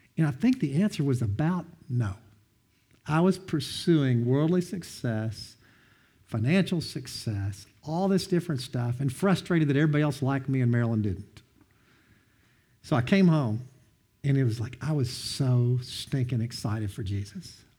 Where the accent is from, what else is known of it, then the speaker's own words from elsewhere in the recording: Madisonville, Kentucky, United States; I'm from Madison, North Hopkins High School, where it's where I went to school